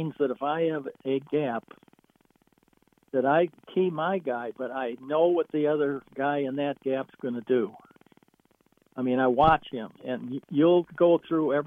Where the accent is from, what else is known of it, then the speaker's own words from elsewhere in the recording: Chicago, Illinois, United States; moved away; I grew up and coached in Chicago